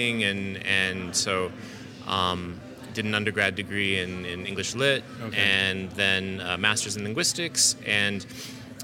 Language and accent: English; Southwest Kansas, United States; moved away; also born or lived in Philadelphia / Auckland; I grew up in Southwest Kansas.